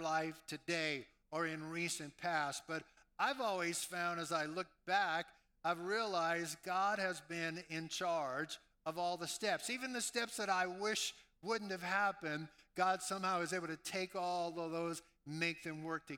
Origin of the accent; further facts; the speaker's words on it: New Orleans, Louisiana, United States; moved away; I was raised in New Orleans, Louisiana